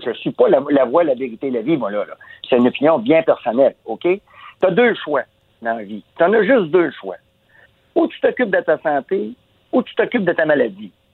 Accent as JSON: {"language": "French", "region": "Quebec", "country": "Canada", "said": "on est des Québécois, on est, des Nordiques"}